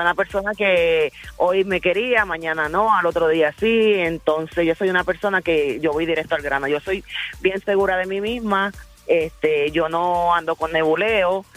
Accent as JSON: {"language": "Spanish", "region": "New York", "country": "United States", "tie": "born or raised there", "moved": "yes", "lives_now": "San Juan, Puerto Rico", "said": "yo soy nacida en Nueva York. Con mitad de familia dominicana y, mitad de familia"}